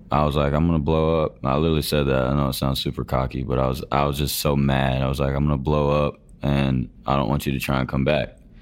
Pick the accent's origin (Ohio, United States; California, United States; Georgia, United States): Georgia, United States; I grew up in Georgia on a dairy farm.